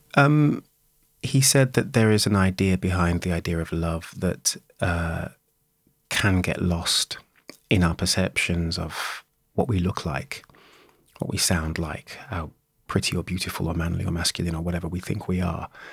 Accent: Birmingham, West Midlands, United Kingdom; I was born and raised in Birmingham

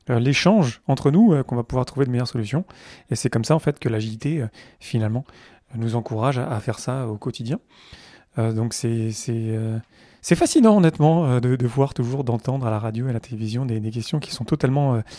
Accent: France; parce que je suis français ou voilà Descartes, le cartésianisme, c'est encore très très présent.

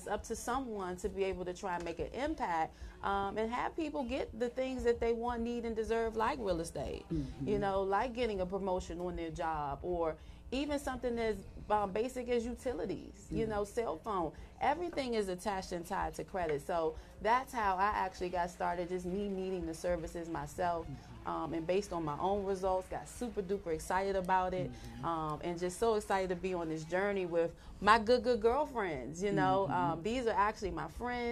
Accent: Washington, District of Columbia, United States; born and raised in the Washington, D.C. area

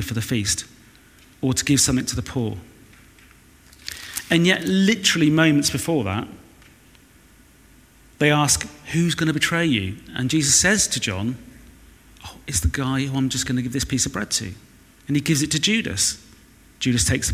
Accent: Weston-super-Mare, South West England, United Kingdom; moved away; from Weston-super-Mare

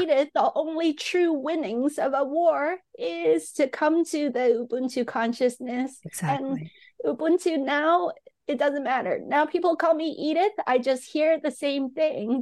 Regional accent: Hong Kong; I grew up in Hong Kong

